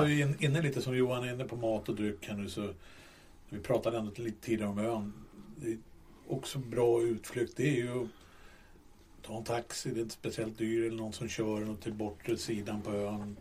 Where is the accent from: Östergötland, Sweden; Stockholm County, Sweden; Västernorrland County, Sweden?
Stockholm County, Sweden; Stockholm; vi är från Stockholm